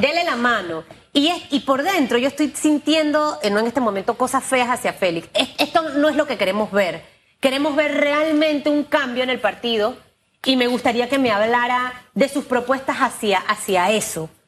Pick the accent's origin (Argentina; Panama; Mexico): Panama; Yo no soy panameñista, pero soy panameña